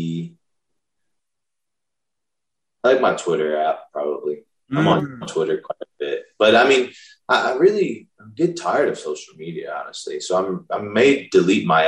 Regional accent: New Orleans, Louisiana, United States; I grew up in New Orleans

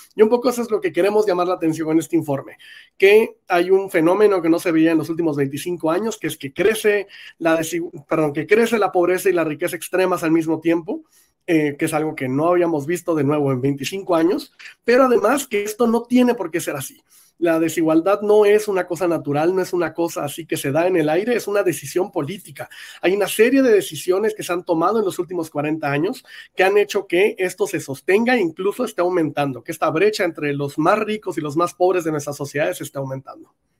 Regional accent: Mexico

